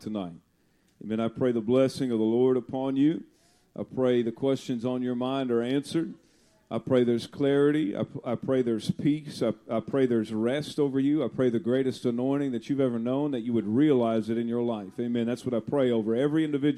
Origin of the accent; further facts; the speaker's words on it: Austin, Texas, United States; I'm from Texas, but I'm from Austin, Texas.